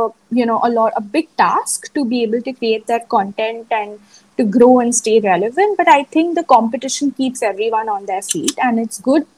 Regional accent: India; I was from India

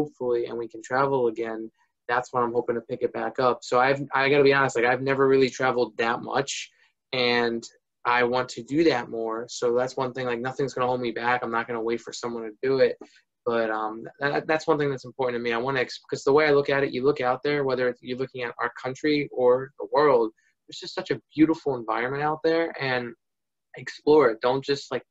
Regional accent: New Jersey, United States; moved away as an adult; also born or lived in Virginia; I'm from New Jersey, and that's where I've been and all my life

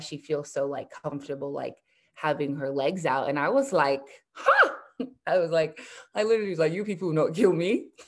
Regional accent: Nigeria; also born or lived in United States; I'm Nigerian, I'm Yoruba, and I like was born in Nigeria, but then moved to the US. Then we went back to Nigeria

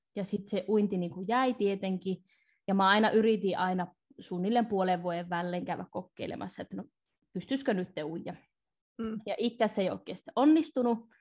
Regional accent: North Ostrobothnia, Finland; mä oon tätä kotoisin Pohjois-Pohjanmaalta

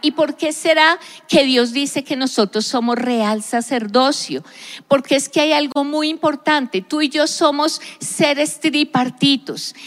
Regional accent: Colombia; yo soy colombiana, me identifico como una persona que nació en un país específico, Colombia

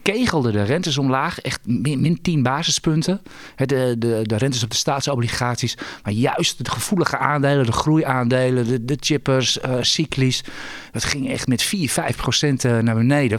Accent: Netherlands; als Hollander.

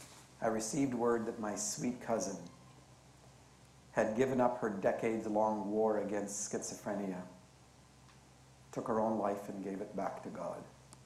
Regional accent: Canada; born there; But I was born Canadian, and I love being Canadian

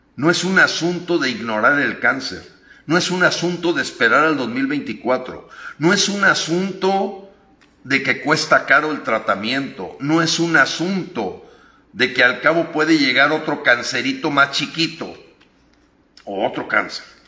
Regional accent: Mexico; como mexicano

